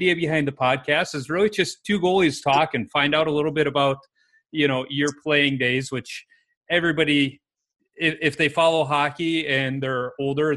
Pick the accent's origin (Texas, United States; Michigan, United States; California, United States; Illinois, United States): Illinois, United States; Chicago; I grew up in Chicago in the city